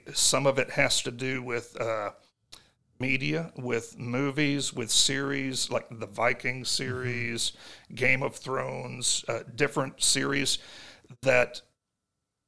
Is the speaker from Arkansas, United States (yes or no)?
yes; Jonesboro, Arkansas, United States; we're from Jonesboro, that is a dry county.